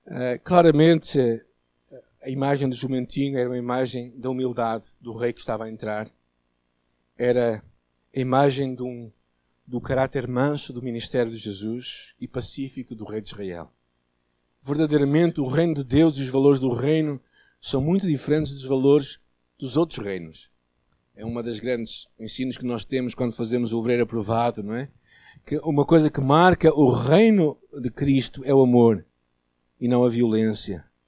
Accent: Portugal; nós portugueses católicos

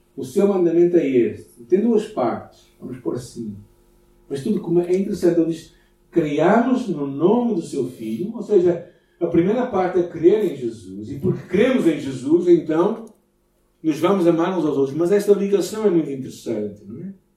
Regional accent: Portugal

